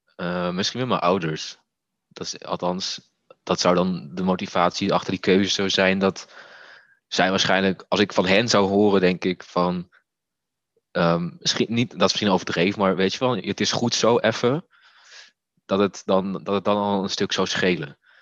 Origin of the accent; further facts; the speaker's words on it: Netherlands; als Molukse jongen in een klein Nederlands dorp